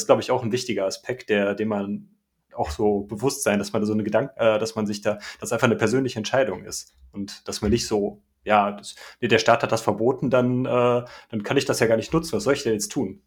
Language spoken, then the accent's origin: German; Germany; bei uns in Deutschland